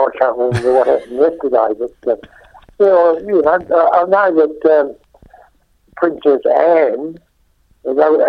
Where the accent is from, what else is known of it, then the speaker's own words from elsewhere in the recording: Melbourne, Victoria, Australia; born there; And actually, I was born in Melbourne.